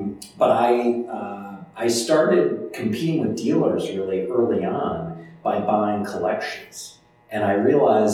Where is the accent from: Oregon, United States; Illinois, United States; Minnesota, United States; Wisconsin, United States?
Illinois, United States; Chicago; I'm from Chicago